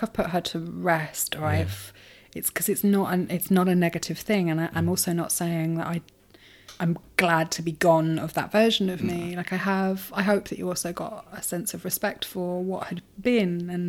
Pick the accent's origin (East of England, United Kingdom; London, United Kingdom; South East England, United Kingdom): South East England, United Kingdom; Brighton; but growing up in Brighton was fascinating. It was a real mix of very interesting people, a lot of creatives, and a lot of seekers